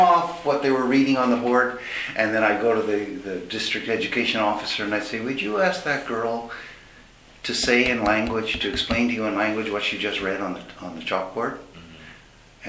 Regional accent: Montreal, Quebec, Canada; first language English; moved away; my experience growing up in Montreal in a bilingual environment, being an Anglo

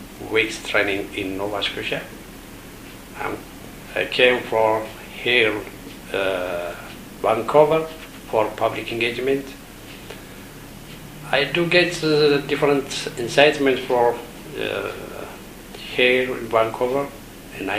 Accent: Ethiopia; I came from Ethiopia

